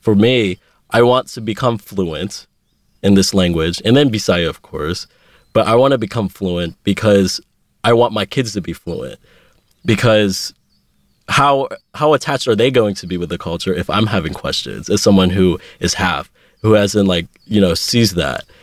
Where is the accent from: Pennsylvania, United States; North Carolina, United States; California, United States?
Pennsylvania, United States; Pittsburgh; moved away as an adult; now in Los Angeles, United States; I was born in Pittsburgh, Pennsylvania